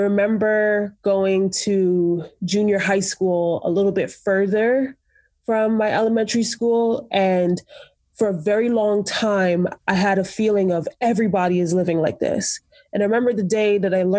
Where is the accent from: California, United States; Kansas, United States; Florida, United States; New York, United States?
New York, United States; New York City; moved away as an adult; I grew up in Brooklyn, New York